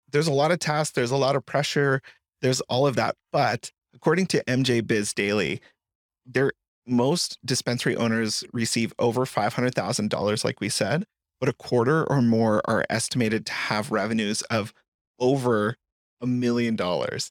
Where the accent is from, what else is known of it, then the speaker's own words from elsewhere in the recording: Colorado, United States; I grew up in Colorado, and Colorado, as a proud Coloradoan